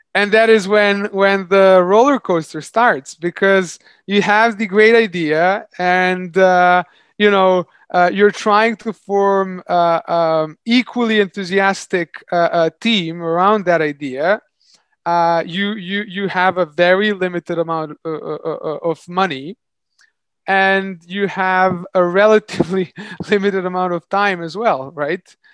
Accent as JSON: {"language": "English", "country": "Serbia", "also_born_or_lived": "London", "moved": "as an adult", "said": "I moved back to my home country, Serbia"}